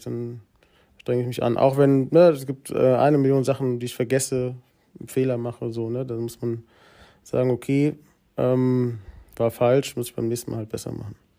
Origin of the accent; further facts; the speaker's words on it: Giessen, Hesse, Germany; in Gießen bin ich aufgewachsen, das ist in Hessen